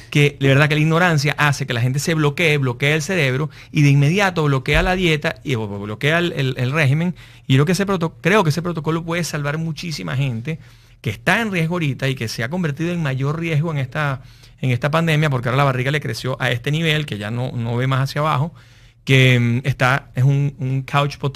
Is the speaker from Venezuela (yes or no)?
yes; Venezuela; Nosotros que somos venezolanos, nosotros vivíamos 18 años con problemas de luz, con problemas de agua